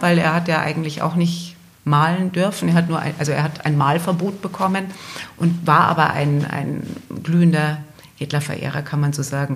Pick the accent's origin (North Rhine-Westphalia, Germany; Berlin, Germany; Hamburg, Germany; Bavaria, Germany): Bavaria, Germany; Altötting; in Altötting, in meiner Geburtsstadt.